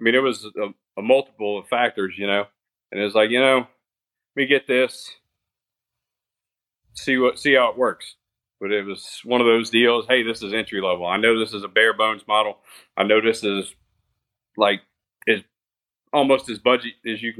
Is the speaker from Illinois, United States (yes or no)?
no; South Louisiana, United States; grew up in South Louisiana since I was 14. There's really not much to do but mud ride around here.